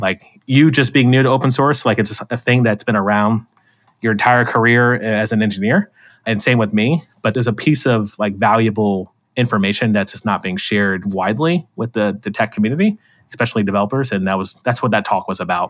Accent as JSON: {"language": "English", "region": "Florida", "country": "United States", "said": "I'm from Florida"}